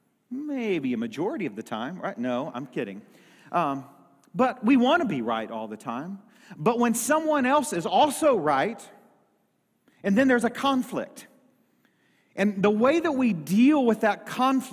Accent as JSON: {"language": "English", "town": "Lilbourn", "region": "Missouri", "country": "United States", "tie": "born or raised there", "also_born_or_lived": "Dexter, Missouri", "said": "we had moved out of the town from the church that I was actually raised up in. I moved from Lilburn, Missouri to Dexter, Missouri."}